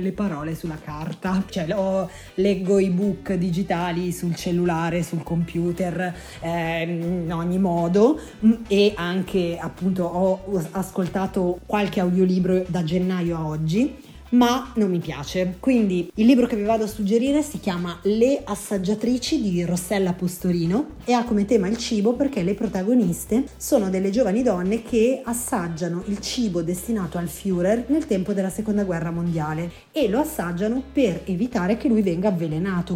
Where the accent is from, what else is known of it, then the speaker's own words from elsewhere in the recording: Lombardy, Italy; also born or lived in Piedmont / Lunigiana; io sono nata in Piemonte, cresciuta in Lombardia e sono di origini lunigianesi